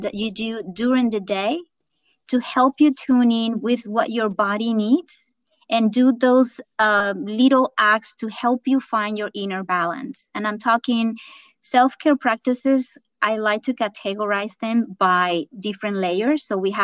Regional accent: Venezuela; English is a second language; moved away as an adult; also born or lived in California; now in United States; I am originally from Venezuela and moved to the United States about close to 20 years ago

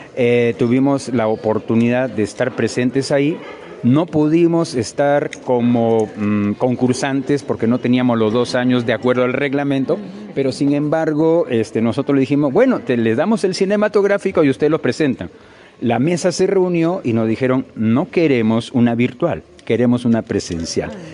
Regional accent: Moquegua, Peru; nosotros los que nacimos en Moquegua y los que vivimos en Moquegua

